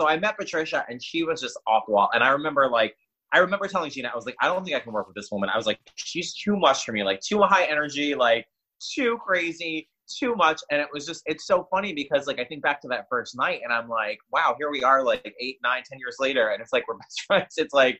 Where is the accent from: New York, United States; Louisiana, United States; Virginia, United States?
New York, United States; New York City; now in Florida, United States; Born and raised.